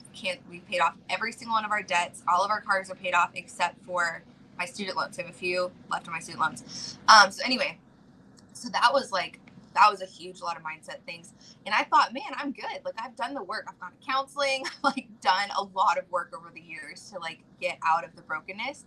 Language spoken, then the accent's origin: English; Georgia, United States; I'm originally from Georgia, like, very poor